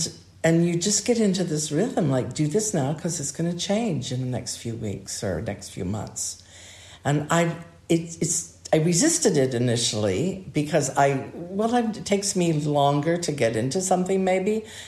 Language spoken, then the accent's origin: English; Hawaii, United States; also born or lived in Southern California / Arizona; I grew up in a very different climate. I was born and raised in Hawaii and Southern California when I was very young, Arizona.